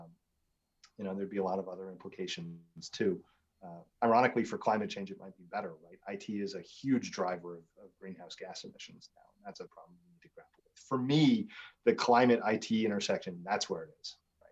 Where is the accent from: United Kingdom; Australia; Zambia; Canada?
Canada; Saskatchewan; now in United States; I grew up in Saskatchewan in a very rural place